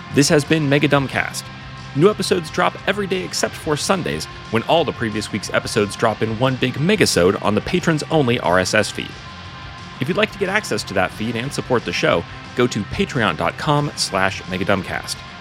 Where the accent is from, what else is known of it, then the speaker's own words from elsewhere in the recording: Pacific Northwest, United States; I'm from the Pacific Northwest